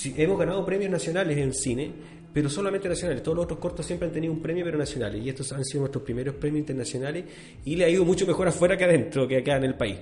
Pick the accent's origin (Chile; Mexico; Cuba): Chile; como chileno